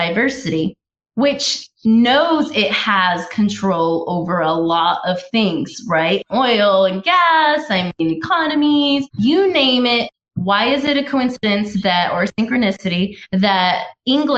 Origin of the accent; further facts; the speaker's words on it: United States; also born or lived in Washington, D.C.; being an American